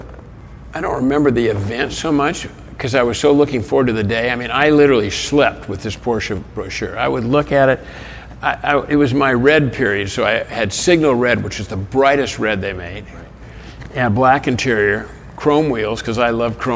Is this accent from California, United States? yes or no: yes; Los Angeles, California, United States; I grew up in Hollywood